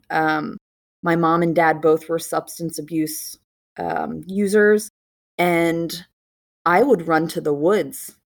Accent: Maryland, United States; also born or lived in South Carolina; I'm from Maryland, and I own a salon and work in Maryland

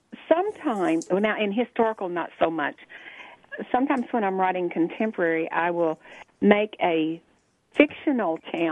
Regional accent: Arkansas, United States; moved away; And I came from Arkansas

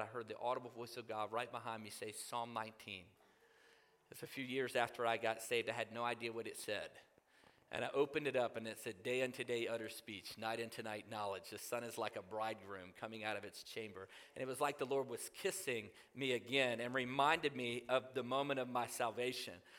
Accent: Newport News, Virginia, United States; I grew up in Newport News, Virginia

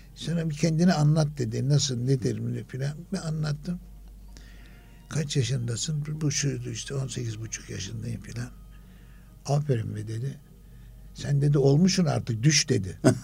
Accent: Istanbul, Turkey; İstanbul Fatih doğumluyum ben.

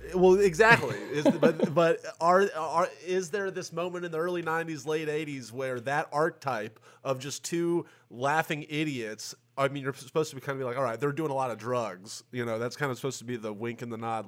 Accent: Tennessee, United States; I'm from Tennessee

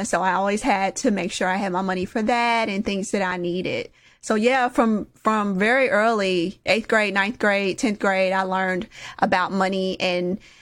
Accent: Indianapolis, Indiana, United States; I grew up in Indianapolis, Indiana, over by the Motor Speedway

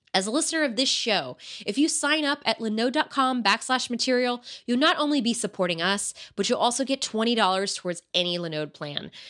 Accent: United States; I was born here, so I'm American European

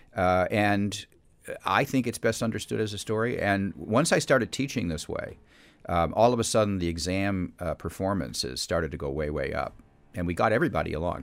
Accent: Calumet City, Illinois, United States; I grew up in Calumet City, Illinois, which is south of Chicago

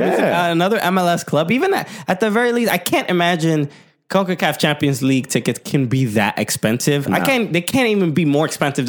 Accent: New York City, New York, United States; Partly being a New Yorker.

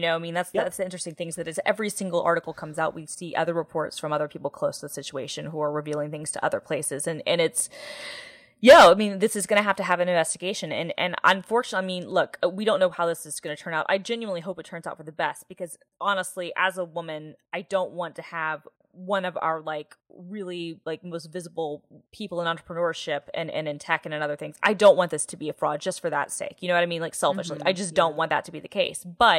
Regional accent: the South, United States; Look, I don't say it, and I'm from the South, born and raised, and I don't say it.

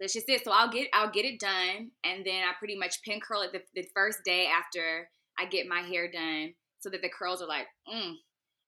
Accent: Raleigh, North Carolina, United States; also born or lived in Washington, District of Columbia, United States / Bowie, Maryland; I was raised in North Carolina

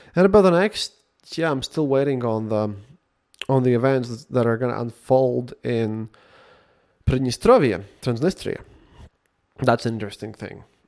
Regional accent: Latvia; English is a second language

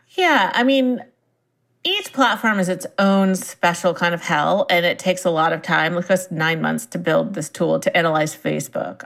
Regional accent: Silicon Valley, California, United States; I grew up in Silicon Valley, and my parents were in the software industry.

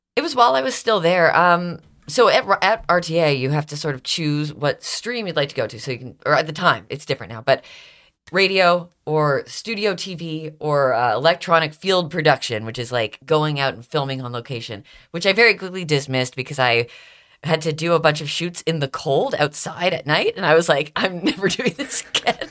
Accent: Stouffville, Ontario, Canada; accent: Canadian; moved away as an adult; also born or lived in Toronto, Canada; now in Philadelphia, United States; I grew up in Stouffville, which is a little suburb outside

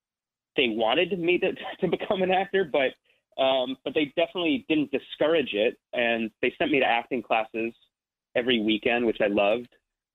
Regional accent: Ridgewood, New Jersey, United States; I'm from New Jersey. So I grew up I'm from Ridgewood, New Jersey

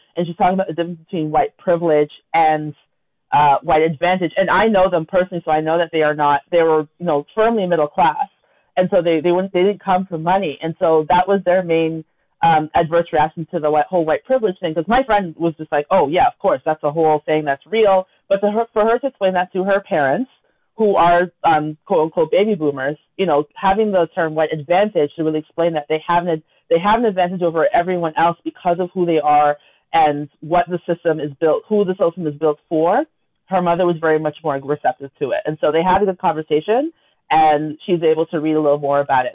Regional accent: Toronto, Ontario, Canada; we grew up in Scarborough together.

